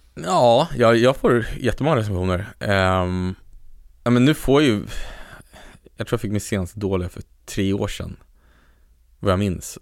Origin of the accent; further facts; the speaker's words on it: Sweden; jag är så extremt rotad i Sverige